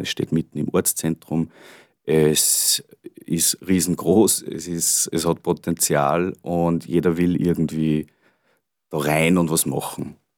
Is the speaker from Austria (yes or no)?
yes; Gallneukirchen, Upper Austria, Austria; ich bin ursprünglich in Grönekirchen groß geworden